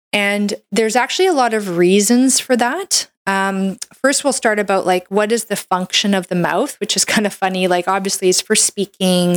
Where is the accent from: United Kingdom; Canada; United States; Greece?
Canada; I'm a Canadian medical doctor